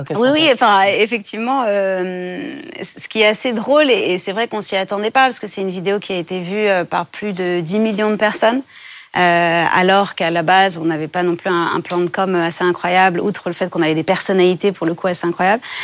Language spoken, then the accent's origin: French; France; j'ai grandi en France